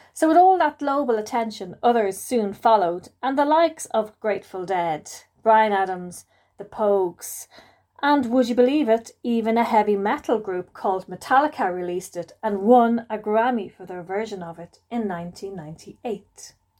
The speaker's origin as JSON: {"language": "English", "country": "Ireland"}